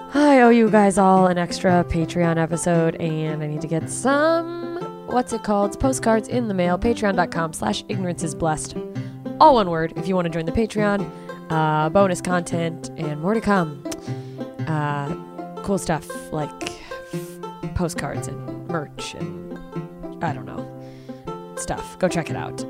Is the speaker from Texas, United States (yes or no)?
no; Alaska, United States; born or raised there; also born or lived in Germany